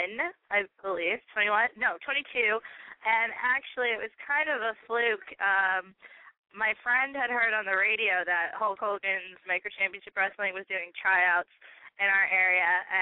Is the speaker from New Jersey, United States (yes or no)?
yes; New Jersey, United States; moved away as an adult; now in Tampa, United States; am from Jersey. I just moved to Tampa within the last 2 years. So I was born and raised in New Jersey, and so I got to keep my, you know, I got to represent my state, my home state